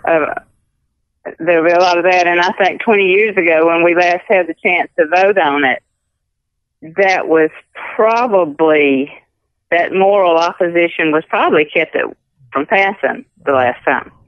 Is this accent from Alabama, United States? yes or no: yes; Clarke County, Alabama, United States; also born or lived in Wilcox County, Alabama; I was born and raised in Clark County